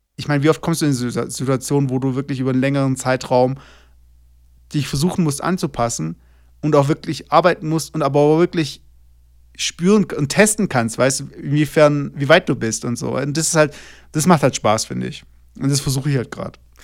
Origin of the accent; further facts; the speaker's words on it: Germany; moved away as an adult; now in Toluca, Mexico; als Deutscher